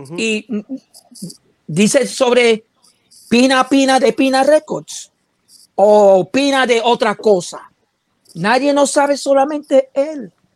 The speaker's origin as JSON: {"language": "Spanish", "country": "United States", "said": "yo soy bien americano"}